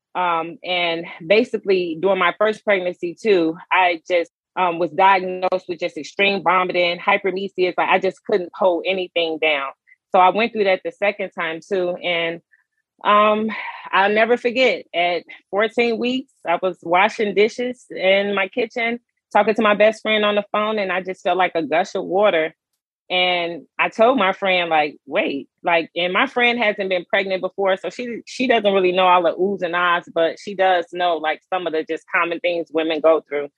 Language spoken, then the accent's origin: English; Chicago, Illinois, United States; now in Baltimore, United States; I am originally from Chicago, Illinois, um, but I currently reside um, outside of Baltimore, Maryland.